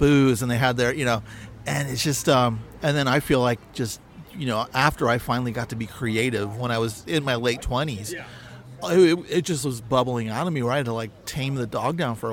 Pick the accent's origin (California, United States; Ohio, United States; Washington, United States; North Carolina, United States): California, United States; San Francisco Bay Area; now in Los Angeles, United States; I'm kind of new to LA because I grew up in the San Francisco Bay Area